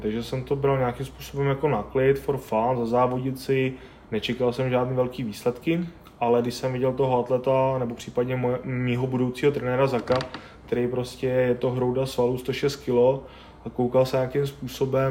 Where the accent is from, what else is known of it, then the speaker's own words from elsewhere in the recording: Czechia; also born or lived in Brno / Plzeň; tady u nás v Čechách